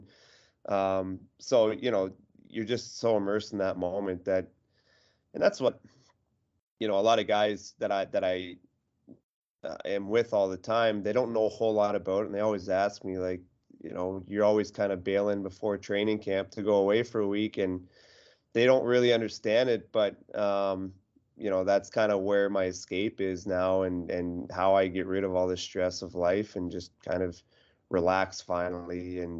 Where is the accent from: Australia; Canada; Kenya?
Canada; Eastern Canada; now in Boston, United States; I'm from Eastern Canada and being in Boston, you know, we don't have big mountains.